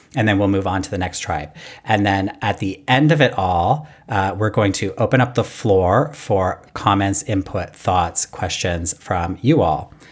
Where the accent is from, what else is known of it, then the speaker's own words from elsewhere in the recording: Canada; I'm Canadian